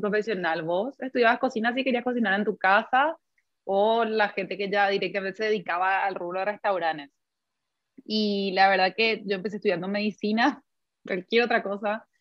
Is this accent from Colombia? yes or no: no; Paraguay; nuestra mentalidad como paraguayos